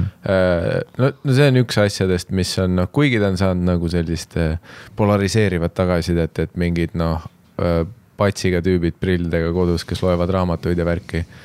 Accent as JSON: {"language": "Estonian", "country": "Estonia", "said": "me oleme eestlased"}